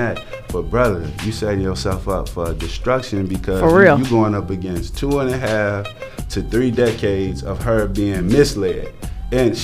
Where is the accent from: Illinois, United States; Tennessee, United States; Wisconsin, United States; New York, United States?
Illinois, United States; Chicago; I grew up on 87th and May.